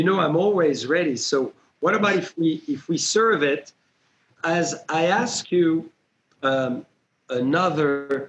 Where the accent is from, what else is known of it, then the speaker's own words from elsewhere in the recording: Burgundy, Bourgogne-Franche-Comté, France; moved away; I was raised in Burgundy in France.